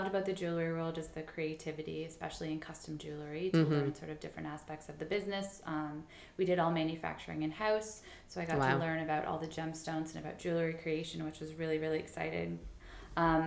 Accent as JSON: {"language": "English", "town": "Toronto", "region": "Ontario", "country": "Canada", "tie": "born or raised there", "also_born_or_lived": "Halifax, Nova Scotia / New York", "said": "I was born and raised in Toronto"}